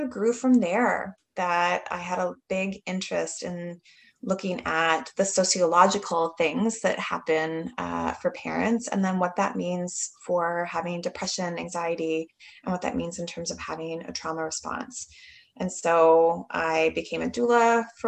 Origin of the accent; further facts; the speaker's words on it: Canada; I'm from Canada